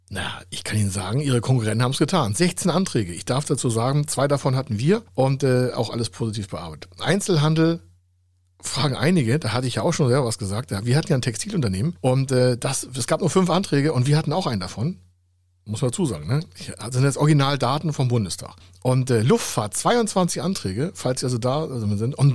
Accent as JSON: {"language": "German", "region": "Hamburg", "country": "Germany", "tie": "born or raised there", "said": "Hamburg, meine Heimatstadt hier, nur 58."}